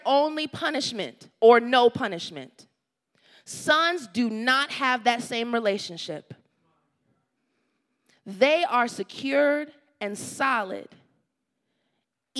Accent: the South, United States; moved away; I grew up in the South

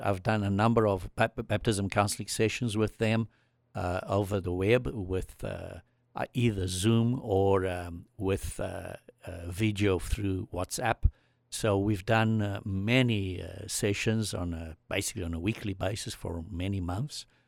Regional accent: South Africa; moved away; I came from South Africa

